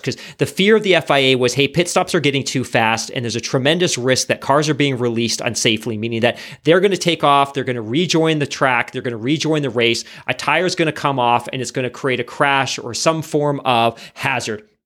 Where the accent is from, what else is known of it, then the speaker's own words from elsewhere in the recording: Canada; we're Canadian